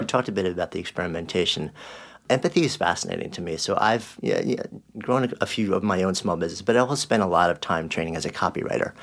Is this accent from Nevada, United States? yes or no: no; outside New York City, United States; I grew up outside of New York City in a small town